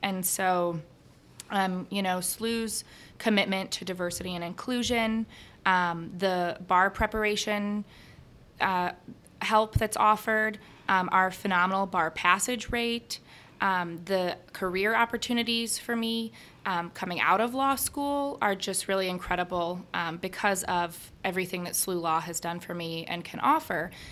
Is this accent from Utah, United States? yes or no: no; Chicago, Illinois, United States; moved away as an adult; now in St. Louis, United States; I'm from Chicago